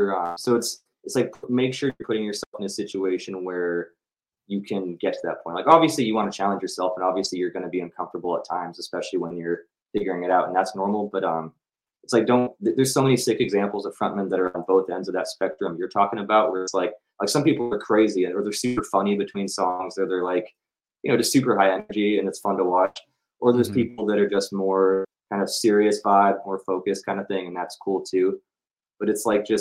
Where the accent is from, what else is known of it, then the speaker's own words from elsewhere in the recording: Bay Area, California, United States; I was from the Bay Area